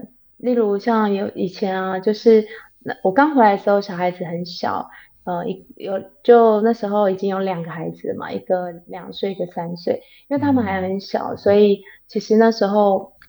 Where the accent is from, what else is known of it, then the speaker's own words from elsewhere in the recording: Taipei, Taiwan; moved away as an adult; now in Taichung, Taiwan; 我是台北人，从小到大都是住在台北，然后是跟跟跟我先生结婚以后，其实刚开始我们都还是在台北住一个房子，